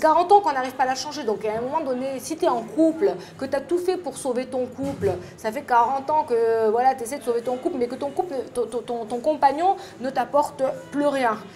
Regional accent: France; je suis une française

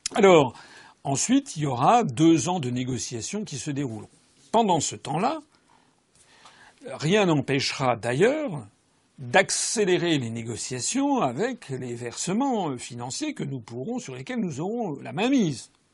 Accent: France; Je suis français

